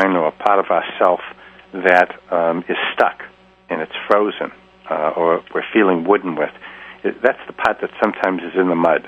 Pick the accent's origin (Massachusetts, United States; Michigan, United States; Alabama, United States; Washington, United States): Massachusetts, United States; Boston; being a Bostonian